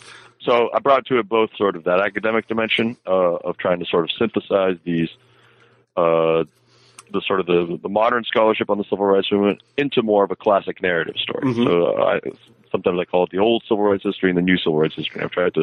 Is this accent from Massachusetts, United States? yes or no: yes; Boston, Massachusetts, United States; now in Memphis, United States; I'm originally from the Boston area